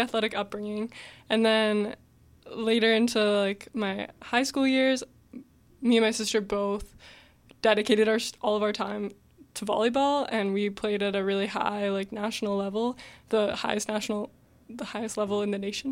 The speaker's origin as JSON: {"language": "English", "town": "Mississauga", "region": "Ontario", "country": "Canada", "tie": "born or raised there", "said": "I grew up in Mississauga my whole life"}